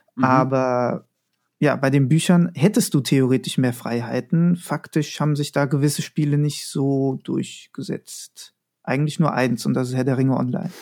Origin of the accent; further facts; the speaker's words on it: Frankfurt am Main, Hesse, Germany; bin gebürtig aus Frankfurt am Main